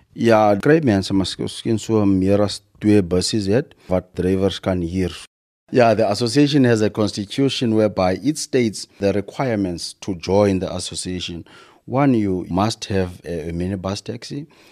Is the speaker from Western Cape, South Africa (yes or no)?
no; Kirkwood, Eastern Cape, South Africa; ek het groei graag op uh, Kirkut uh, in 'n lokasie wat se sê Moses Mabela